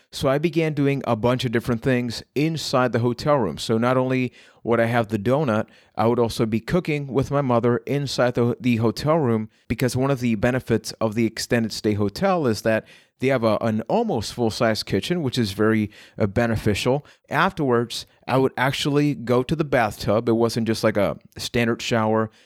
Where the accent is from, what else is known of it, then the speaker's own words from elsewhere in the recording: Puerto Rico; I am from Puerto Rico